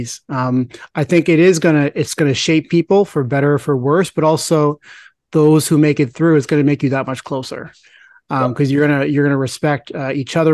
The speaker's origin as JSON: {"language": "English", "country": "India", "said": "I'm Indian"}